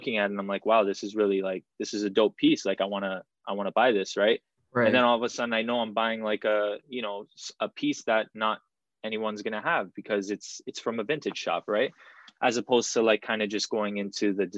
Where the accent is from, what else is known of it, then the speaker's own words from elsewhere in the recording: Toronto, Ontario, Canada; I'm 25 years old and I am from Toronto, Canada.